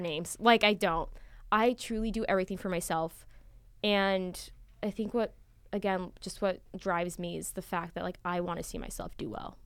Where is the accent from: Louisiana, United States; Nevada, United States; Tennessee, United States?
Nevada, United States; Las Vegas; moved away as an adult; I'm originally from Las Vegas, Nevada, which is really far